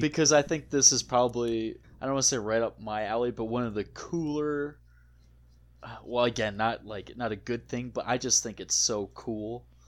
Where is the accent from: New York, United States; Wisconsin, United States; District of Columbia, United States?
Wisconsin, United States; growing up in Wisconsin, a shanty was always referred to as a little shack